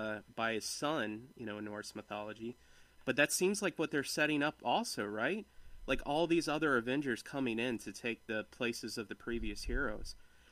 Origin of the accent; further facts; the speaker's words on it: Ireland; Okay. Well, I'm Irish.